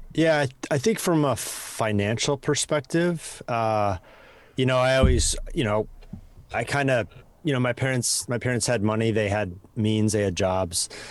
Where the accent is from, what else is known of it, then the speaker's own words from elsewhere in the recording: Madison, Wisconsin, United States; accent: Midwest; moved away as an adult; also born or lived in Chicago, Illinois / Los Angeles; now in San Francisco, United States; I was born in Chicago and then, uh, moved to Wisconsin as a kid